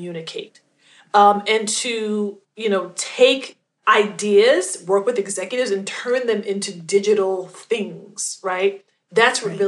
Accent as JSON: {"language": "English", "town": "New York City", "region": "New York", "country": "United States", "tie": "born or raised there", "moved": "yes", "lives_now": "New Jersey, United States", "said": "I'm originally from Queens, New York"}